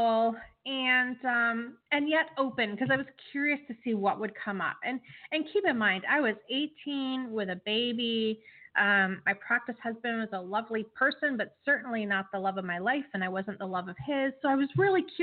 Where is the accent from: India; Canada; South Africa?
Canada; as a Canadian